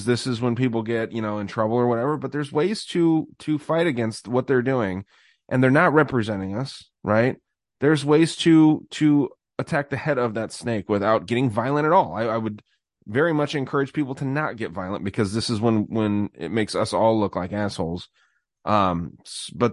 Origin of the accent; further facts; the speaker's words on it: United States; I'm an American